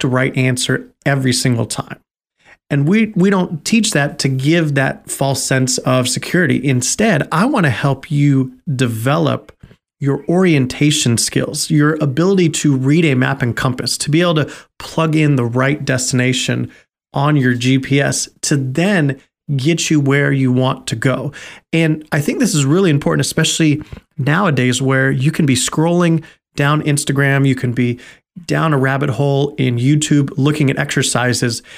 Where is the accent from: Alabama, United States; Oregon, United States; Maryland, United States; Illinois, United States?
Oregon, United States; growing up in Oregon